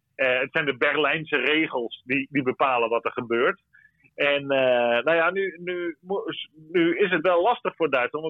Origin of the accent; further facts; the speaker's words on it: Netherlands; wij als Nederlanders